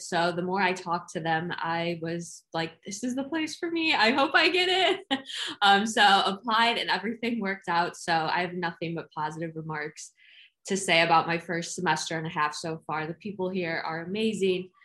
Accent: Chicago, Illinois, United States; moved away as an adult; also born or lived in Bronx, New York; I am from the Chicagoland area

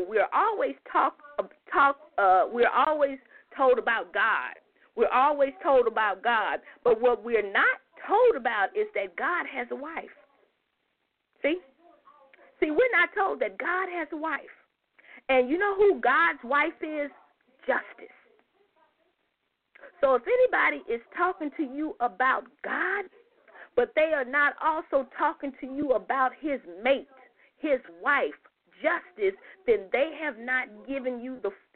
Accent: United States; black Americans, we are the only people that don't have an identity in front of American

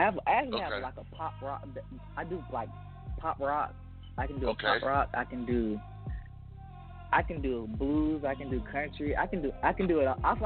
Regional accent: Blair, South Carolina, United States; I'm from Blair, South Carolina.

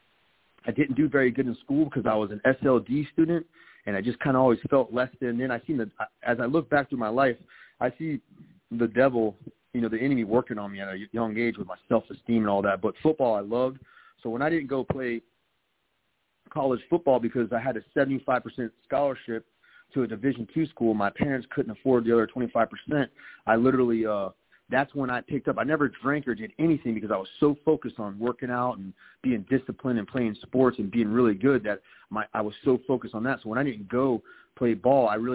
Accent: Palm Beach County, Florida, United States; also born or lived in Jacksonville, Florida; I was born in Jacksonville, Florida, but I was raised right here in Palm Beach County.

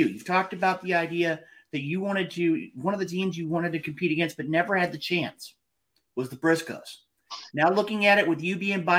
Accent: Midwest, United States; I'm coming from the Midwest

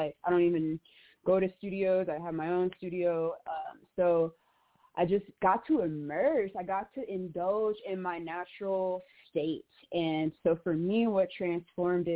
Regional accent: Chicago, Illinois, United States; I'm from Chicago. I'm from Inglewood

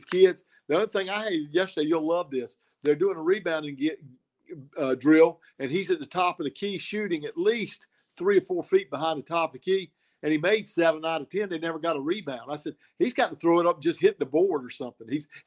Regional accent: Elizabeth City, North Carolina, United States; I was from Elizabeth City, Camden County

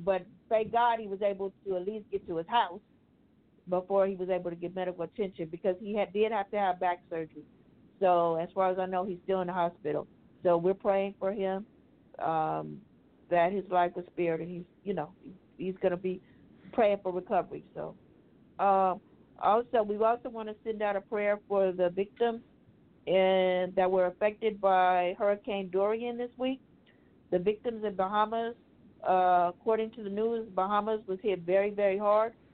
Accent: Louisiana, United States; I am from Louisiana

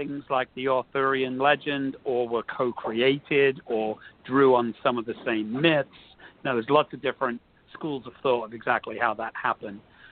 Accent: London, United Kingdom; moved away; while I grew up in London, I spent a lot of time in Kent

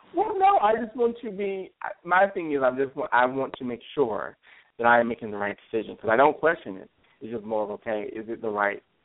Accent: Alabama, United States; moved away as an adult; also born or lived in St. Louis area; now in St. Louis, United States; I'm originally from the South. I'm a Southern Belle, so I'm originally from Alabama.

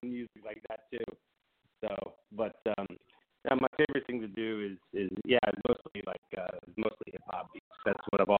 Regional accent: Westminster, California, United States; now in Texas, United States; I grew up in California, and, I grew up in Westminster and in Southern California.

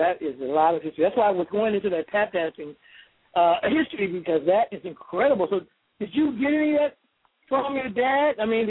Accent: New York, United States; moved away; also born or lived in Norfolk; I was originally from New York

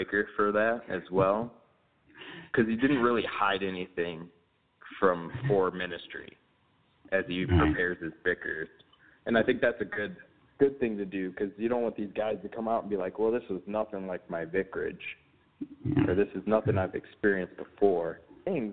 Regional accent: St. Louis, Missouri, United States; also born or lived in Texas; now in Remsen, United States; I'm from St. Louis

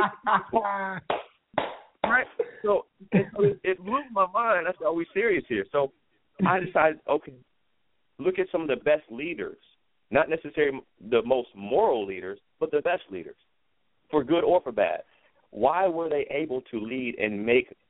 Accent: United States; as an American, I love my country.

